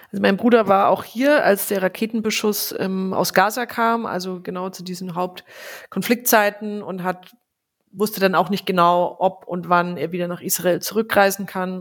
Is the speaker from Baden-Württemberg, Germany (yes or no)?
no; Franconia, Bavaria, Germany; bei uns in Franken